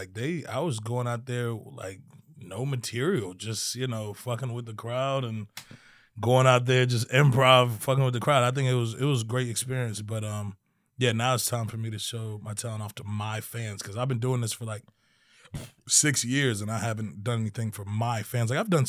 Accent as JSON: {"language": "English", "region": "Maryland", "country": "United States", "tie": "born or raised there", "said": "I was born in Maryland."}